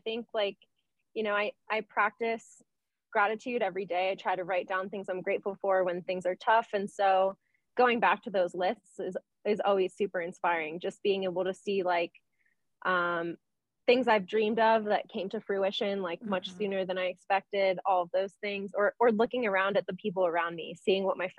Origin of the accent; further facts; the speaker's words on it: Venezuela; I grew up, I'm from Venezuela and my family's Catholic.